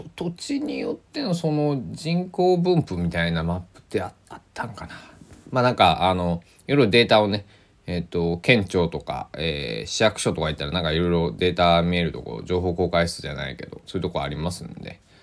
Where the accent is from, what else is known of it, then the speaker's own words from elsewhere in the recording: Kochi, Japan; 高知県、えー、出身ですから